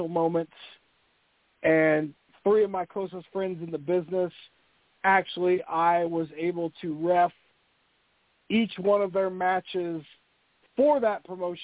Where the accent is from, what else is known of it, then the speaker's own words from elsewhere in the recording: Indianapolis, Indiana, United States; I grew up in Indianapolis, Indiana